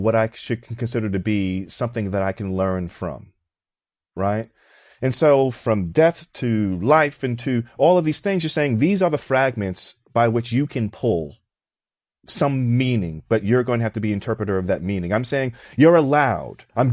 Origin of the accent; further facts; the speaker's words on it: New York, United States; growing up in New York in the 90s as a young Black man